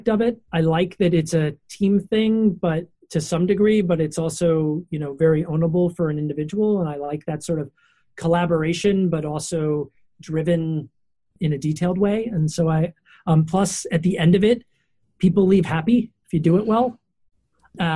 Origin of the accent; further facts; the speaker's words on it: Baltimore, Maryland, United States; I'm from Baltimore